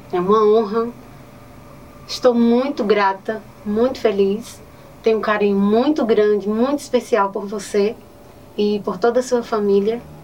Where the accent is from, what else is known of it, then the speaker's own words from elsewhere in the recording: Northeast Region, Brazil; accent: nordestino; moved away; Amo meu sotaque nordestino